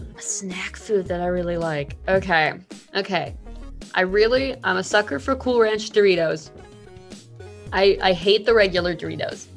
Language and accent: English; Kentucky, United States; moved away as an adult; also born or lived in Indiana; I'm from Kentucky, so it's very popular down there. And I came up to Indiana for college